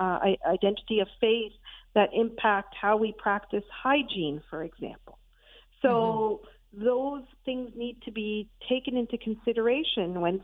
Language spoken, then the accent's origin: English; Pakistan; now in Canada; I'm South Asian, I'm Pakistani, I was born there